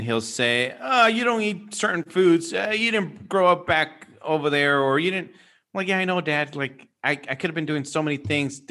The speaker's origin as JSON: {"language": "English", "area": "San Francisco / Los Angeles", "region": "California", "country": "United States", "tie": "born or raised there", "said": "we grew up in San Francisco and, you know"}